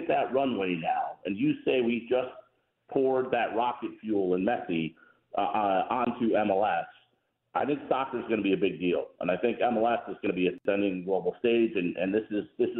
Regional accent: Chicago, Illinois, United States; also born or lived in Seattle; now in Atlanta, United States; I grew up in Chicago

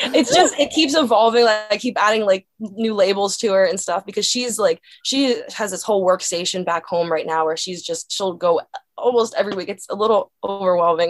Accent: Dillsburg, Pennsylvania, United States; My hometown is called Dillsburg, Pennsylvania

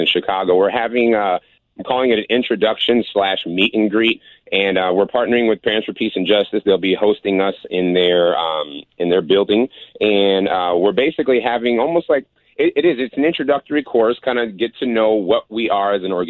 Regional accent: Puerto Rico; I'm Puerto Rican.

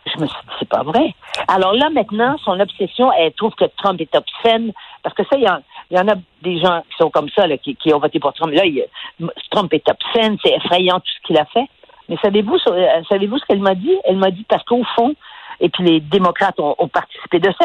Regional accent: Quebec, Canada; on a des gens chez nous, au Québec

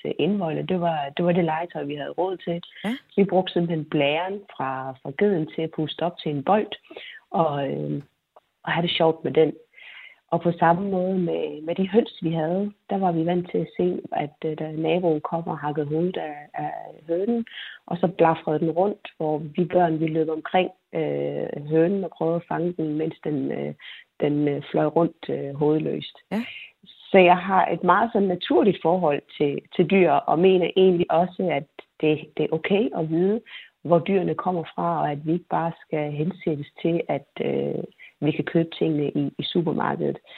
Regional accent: Ethiopia; now in Denmark; jeg er født og opvokset i Etiopien

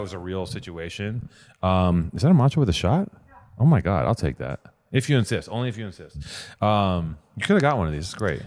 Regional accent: Wisconsin, United States; now in Los Angeles, United States; I'm from a Danish town in Wisconsin.

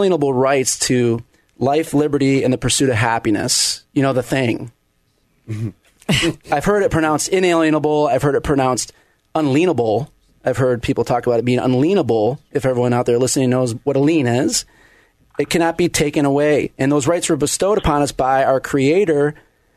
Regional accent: Flint, Michigan, United States; moved away; I grew up in Flint, Michigan

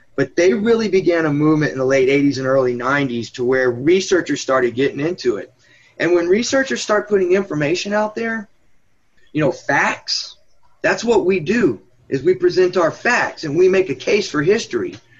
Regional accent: Austin, Texas, United States; I was from Austin

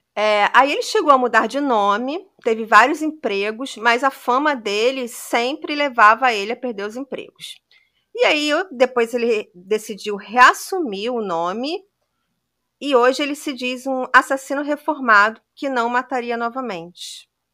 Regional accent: Brazil; Como brasileiro

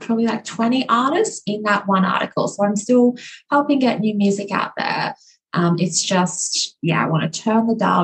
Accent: Queensland, Australia; my home state of Queensland

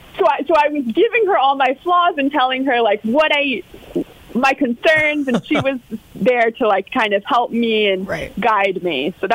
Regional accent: Sarasota, Florida, United States; we were all born and raised in Sarasota.

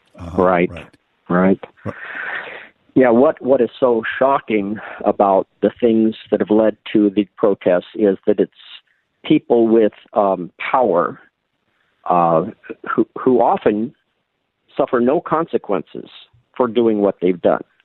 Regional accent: Sioux Falls, South Dakota, United States; I grew up in Sioux Falls, South Dakota

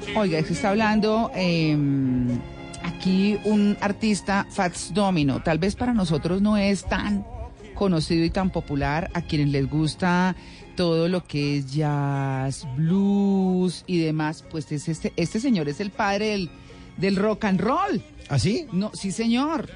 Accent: Colombian interior, Andean region, Colombia; como cachaco, como nos dicen los costeños

